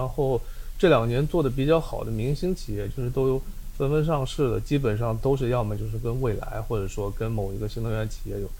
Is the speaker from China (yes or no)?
yes; Wenzhou, Zhejiang, China; 因为我们是温州那边